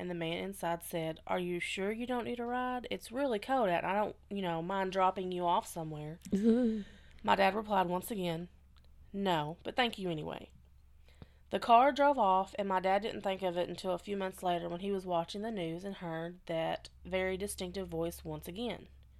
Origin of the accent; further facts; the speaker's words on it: Chicago, Illinois, United States; So, I'm from the Chicago area, and my family grew up in the city.